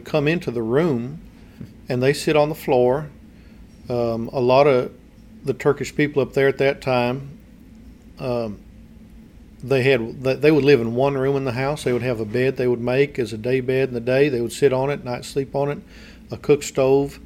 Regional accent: United States; moved away as an adult; we know American culture because we grew up here

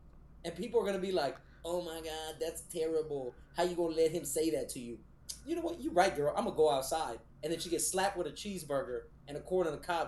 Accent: Texas, United States; I'm from Texas.

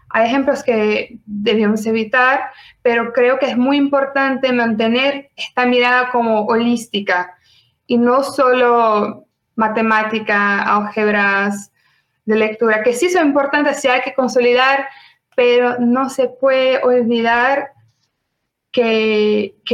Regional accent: Brazil; Spanish is a second language; soy brasileña

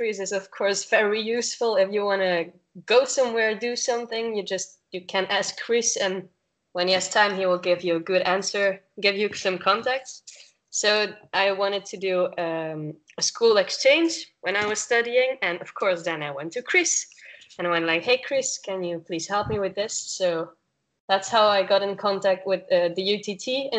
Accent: Belgium; I'm from Belgium

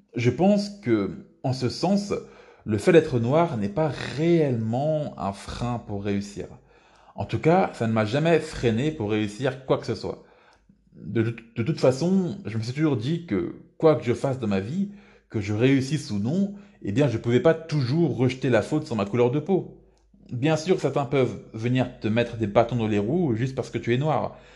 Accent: France; je suis né en France et j'ai toujours vécu ici

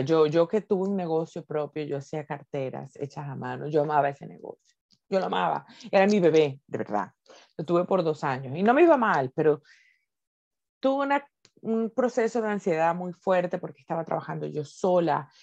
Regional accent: Venezuela; moved away as an adult; now in Spain; soy venezolana viviendo en Venezuela

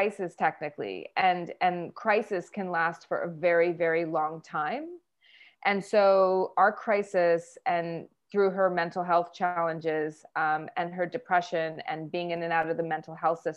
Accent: Vancouver, British Columbia, Canada; moved away as an adult; also born or lived in New York, United States; now in Vancouver, Canada; I was born and raised in Vancouver, Canada

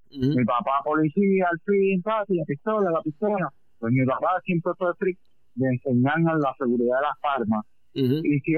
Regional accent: Patillas, Puerto Rico; yo soy de Patilla

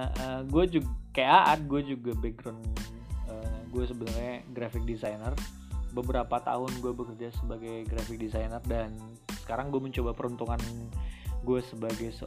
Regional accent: Padang, West Sumatra, Indonesia; now in Jakarta, Indonesia; asalnya kita, Padang. Kita ya? aslinya kita, Padang dan kita sekarang merantau uh, di nah, Jakarta. Jakarta.

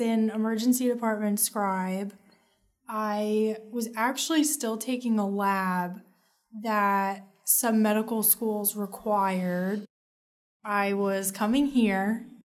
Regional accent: Marlboro, New Jersey, United States; I am from Marlborough, New Jersey

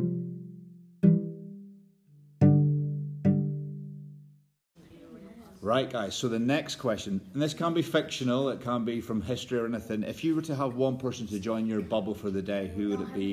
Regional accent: Northern Ireland, United Kingdom; moved away; My home country, Northern Ireland

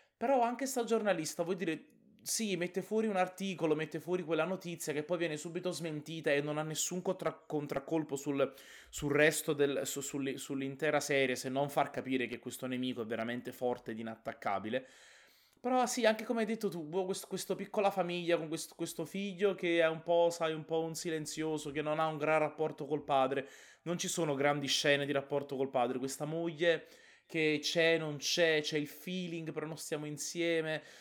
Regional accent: Naples, Campania, Italy; da buon napoletano

